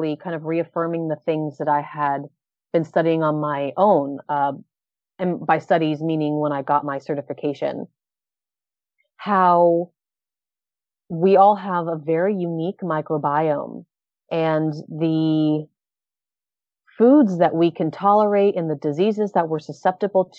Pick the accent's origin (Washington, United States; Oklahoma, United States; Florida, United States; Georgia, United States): Florida, United States; Orlando; moved away as an adult; also born or lived in New York / Thailand / Japan; I've spent the last 15 years in New York, Thailand, and Japan. And I'm now back in my hometown of Orlando.